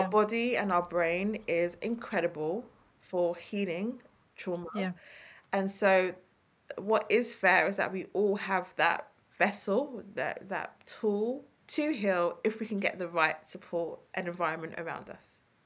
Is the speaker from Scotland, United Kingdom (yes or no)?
no; London, United Kingdom; accent: East London; my East London accent